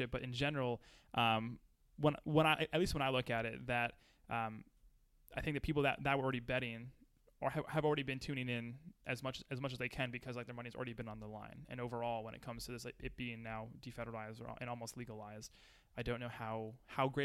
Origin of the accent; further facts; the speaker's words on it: New Jersey, United States; We're all from Jersey.